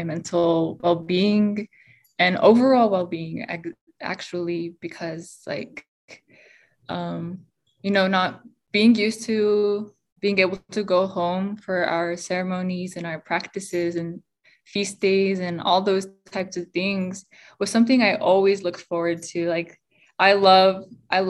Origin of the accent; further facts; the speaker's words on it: Pueblos of Laguna and Acoma, New Mexico, United States; I'm from the Pueblos of Laguna and Acoma.